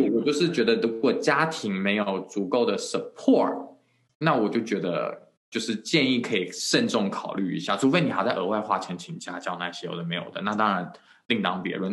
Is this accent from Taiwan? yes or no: yes; Taiwan; moved away as an adult; also born or lived in United States; 我之前回来台湾的时候，我就在我以前的公立学校